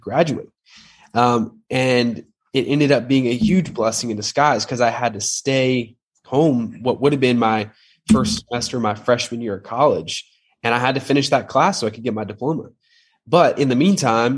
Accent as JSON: {"language": "English", "town": "Atlanta", "region": "Georgia", "country": "United States", "tie": "born or raised there", "said": "I grew up in Atlanta, Georgia, oldest of five kids"}